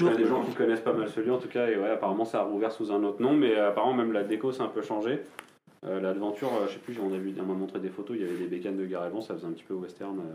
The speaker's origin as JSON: {"language": "French", "country": "France", "said": "Au final, regarde, on est français, on écoute des groupes anglophones."}